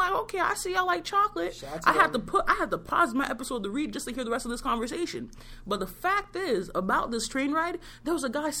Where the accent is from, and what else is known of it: New York, United States; born or raised there; now in Boston, United States